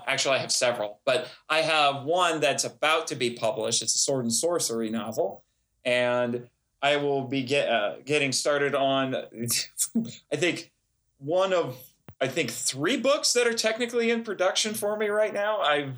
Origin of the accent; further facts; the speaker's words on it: Fort Wayne, Indiana, United States; I was born in Fort Wayne, Indiana. I am a born and raised Hoosier boy